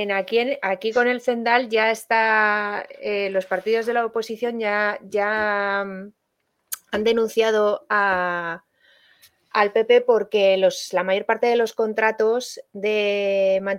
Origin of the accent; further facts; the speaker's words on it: Valladolid, Castile and León, Spain; Yo, yo soy de Valladolid, vamos, que eh, esa, comunidad Castilla y León que tiene muchas provincias está en el centro de España y, de la que se habla poco a nivel nacional.